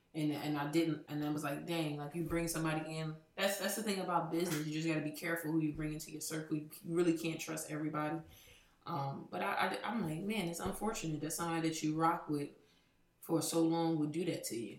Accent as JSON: {"language": "English", "town": "Trenton", "region": "New Jersey", "country": "United States", "said": "we're from Trenton, New Jersey."}